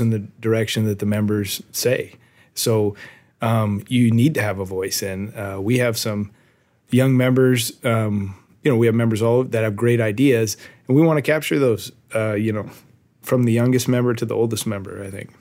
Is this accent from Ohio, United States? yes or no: no; Arcadia, California, United States; also born or lived in West Virginia; I was born and raised in Arcadia